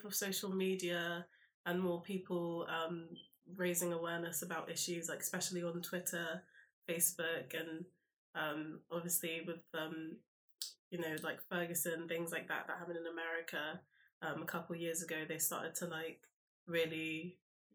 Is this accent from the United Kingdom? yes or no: yes; London, United Kingdom; also born or lived in Brighton; I'm from South London.